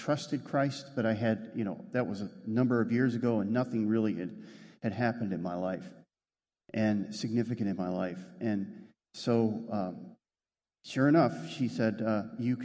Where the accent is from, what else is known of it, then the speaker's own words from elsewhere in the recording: Western New York, United States; also born or lived in Rochester, New York; I grew up in Western New York